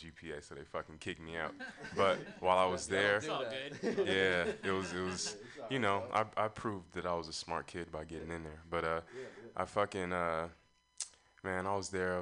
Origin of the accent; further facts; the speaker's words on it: Long Beach, California, United States; I'm from Long Beach